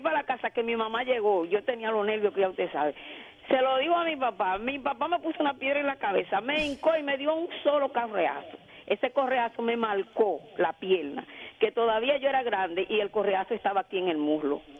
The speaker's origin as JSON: {"language": "Spanish", "town": "Enriquillo", "region": "Barahona", "country": "Dominican Republic", "tie": "born or raised there", "said": "yo soy de Enriquillo de Barahona."}